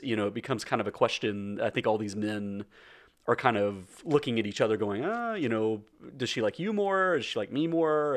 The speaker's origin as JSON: {"language": "English", "region": "rural Middle Tennessee", "country": "United States", "said": "We, we, we are both from rural Middle T-, Middle Tennessee."}